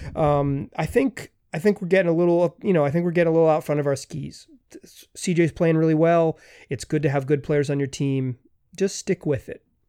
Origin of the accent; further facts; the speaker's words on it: Chapel Hill, North Carolina, United States; I grew up in Chapel Hill, North Carolina